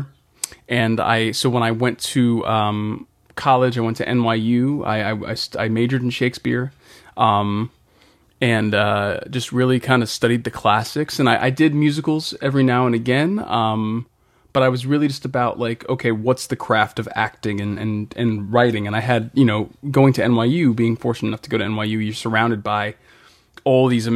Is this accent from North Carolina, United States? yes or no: no; Boston, Massachusetts, United States; I'm from Boston originally, Boston, Massachusetts.